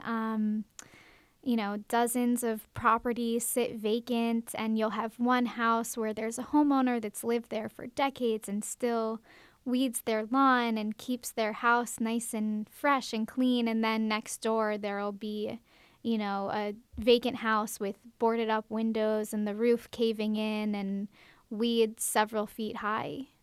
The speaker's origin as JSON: {"language": "English", "town": "Baltimore", "region": "Maryland", "country": "United States", "moved": "as an adult", "lives_now": "Macon, United States", "said": "I'm from Baltimore, Maryland"}